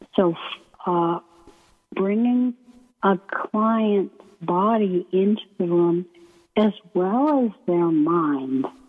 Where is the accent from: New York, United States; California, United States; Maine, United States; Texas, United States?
Maine, United States; moved away as an adult; also born or lived in San Francisco; I come from Maine